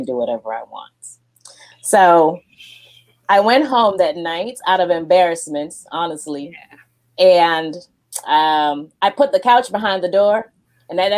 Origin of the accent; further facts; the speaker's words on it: Jamaica; moved away; also born or lived in Japan; I'm Jamaican